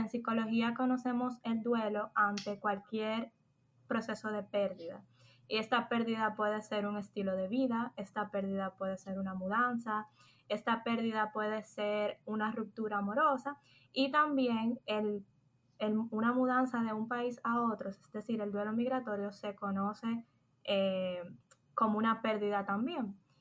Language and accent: Spanish; Dominican Republic; moved away; also born or lived in Spain; soy dominicana